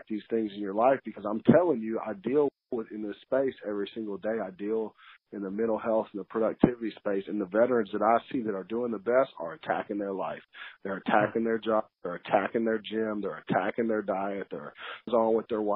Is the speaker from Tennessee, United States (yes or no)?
yes; Memphis, Tennessee, United States; where I come from in Memphis